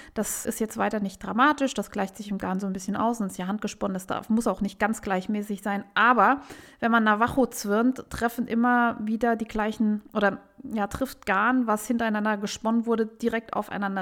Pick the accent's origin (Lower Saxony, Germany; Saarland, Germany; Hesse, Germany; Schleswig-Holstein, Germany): Saarland, Germany; Saarbrücken; in meiner Heimatstadt Saarbrücken